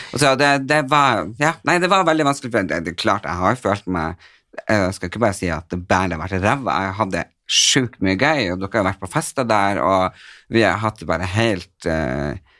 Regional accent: Northern Norway, Norway; moved away; Jeg er jo fra Nord-Norge, og det er der hjertet mitt bor

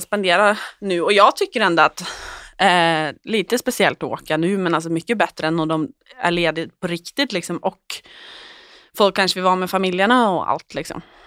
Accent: Oslo, Norway; jag är hemma i Oslo igen

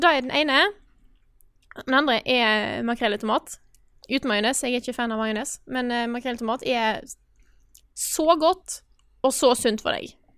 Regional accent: Stord, Vestland, Norway; accent: Stord dialect; jeg er fra Stord. Jeg er en storabu, og jeg snakker store mål.

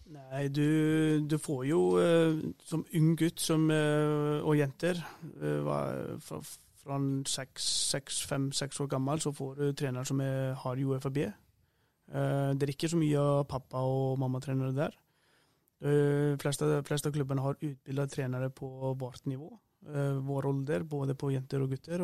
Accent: Iceland; moved away as an adult; also born or lived in Sweden; now in Norway; Jeg har jo fleste kampene hjemme på Island i høy, høyeste nivå der. Begynte å spille ung

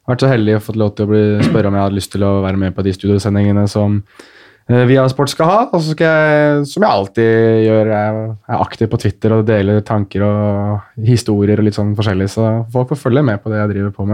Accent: Morocco; folk spør hvor er du fra, og så svarer jeg marokkaner, og da tror alle at jeg egentlig har sagt meksikaner.

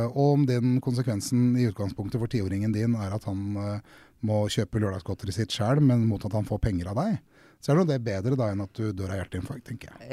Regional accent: Drammen, Buskerud, Norway; also born or lived in Krokstadelva; Jeg vokste opp på Konnerud, og så har jeg bodd i flere steder i Drammen by.

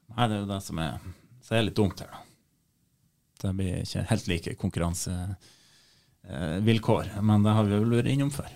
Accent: Leirfjord, Nordland, Norway; jeg er jo fra Leirfjorden

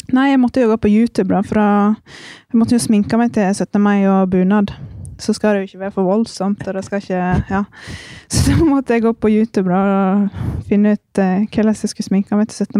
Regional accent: Norway; moved away as an adult; Så da forlot jeg det trygge hjemme i Norge

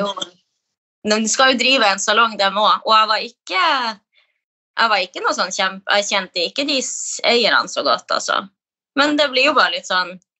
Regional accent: Kirkenes, Finnmark, Norway; moved away as an adult; now in Oslo, Norway; Jeg er jo fra Kirkenes i Finnmark

